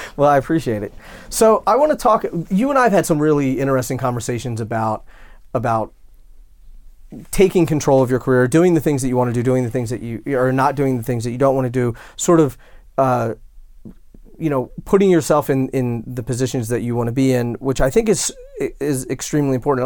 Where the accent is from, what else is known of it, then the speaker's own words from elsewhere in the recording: West Chester, Pennsylvania, United States; my hometown, so I grew up, like, outside of Philadelphia, and there was a town, Westchester, Pennsylvania